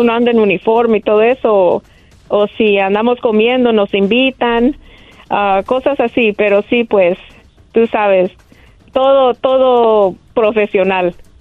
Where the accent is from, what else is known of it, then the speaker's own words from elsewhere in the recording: El Salvador; now in Los Angeles, United States; Salvadoreña 100%